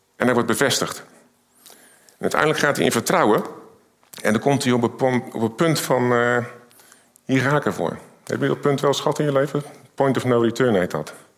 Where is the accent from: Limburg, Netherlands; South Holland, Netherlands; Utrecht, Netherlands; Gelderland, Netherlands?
South Holland, Netherlands; Rotterdam; Ik kom uit Rotterdam.